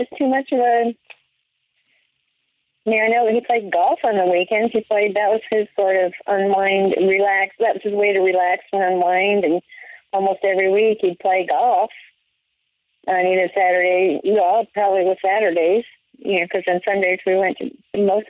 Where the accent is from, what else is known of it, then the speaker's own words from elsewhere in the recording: Midwest, United States; moved away; also born or lived in New York / Colorado; growing up in the Midwest, except for 2 years in New York, but otherwise growing up in the Midwest and then in Colorado